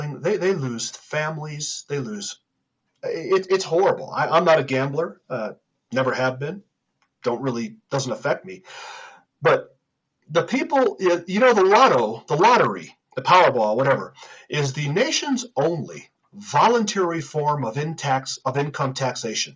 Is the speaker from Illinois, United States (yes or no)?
yes; Illinois, United States; I'm from Illinois, I was born in Illinois, I lived in Illinois as an adult and as a child.